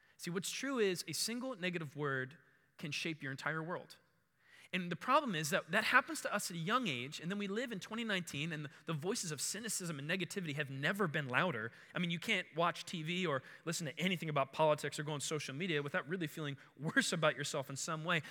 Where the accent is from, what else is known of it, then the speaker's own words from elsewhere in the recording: Baltimore, Maryland, United States; also born or lived in Howard County, Maryland; I grew up in Maryland. Uh, we lived in Bal-, in Baltimore, like where the west side of the city, Edmondson, right on the city county line, and that's where I grew up